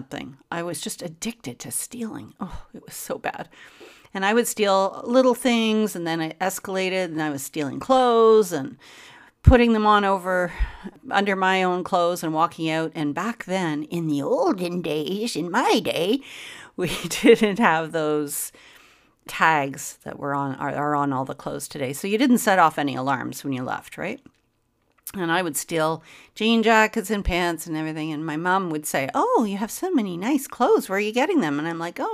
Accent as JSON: {"language": "English", "town": "Montreal", "region": "Quebec", "country": "Canada", "said": "I'm from Montreal, Quebec, and which is in Canada."}